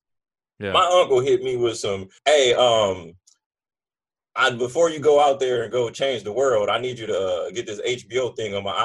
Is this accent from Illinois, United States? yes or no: no; Compton, California, United States; I'm born and raised in Compton, and we got gangs. Like, it's LA.